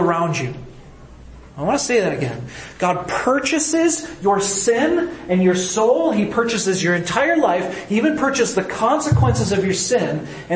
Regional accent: Midwest, United States; I'm from the Midwest

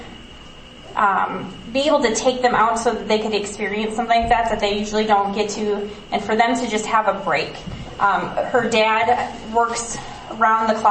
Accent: United States; as an American

